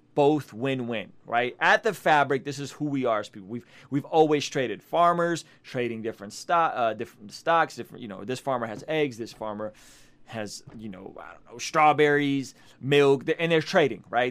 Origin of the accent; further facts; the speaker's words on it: Russia; moved away; I come from Soviet Russia